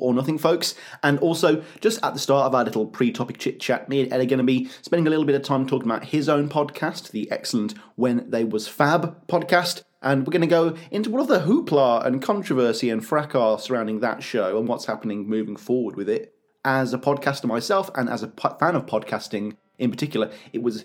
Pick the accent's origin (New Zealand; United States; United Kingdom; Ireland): United Kingdom; as a Brit